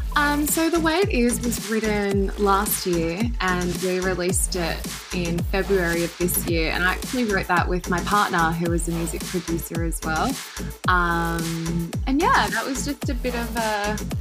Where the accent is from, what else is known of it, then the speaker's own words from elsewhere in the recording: Sydney, New South Wales, Australia; I'm from Sydney, Australia